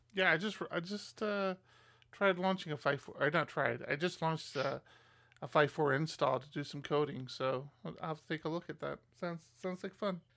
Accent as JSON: {"language": "English", "region": "Maryland", "country": "United States", "moved": "yes", "said": "I'm originally from Maryland"}